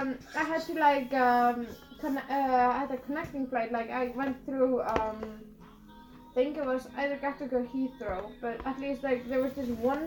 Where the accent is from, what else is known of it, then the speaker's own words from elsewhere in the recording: Iceland; I come from Iceland